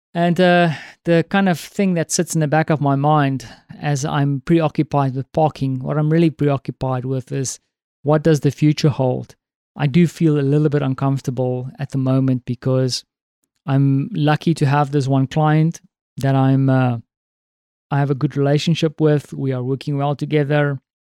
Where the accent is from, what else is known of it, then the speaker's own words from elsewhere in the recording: South Africa; now in Poland; as a South African